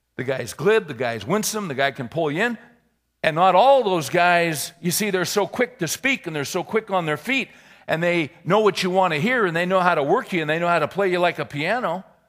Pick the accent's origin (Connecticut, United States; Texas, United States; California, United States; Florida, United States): California, United States; moved away; I was born and raised in California.